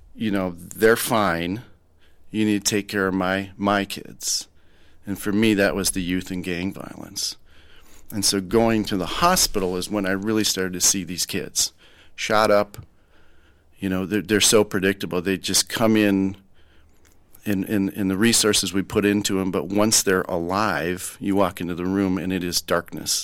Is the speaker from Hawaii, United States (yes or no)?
no; Rochester, Minnesota, United States; I'm born and raised in Rochester, Minnesota